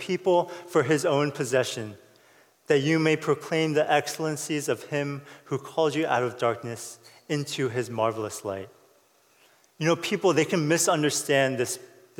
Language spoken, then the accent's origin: English; United States; I'm Korean American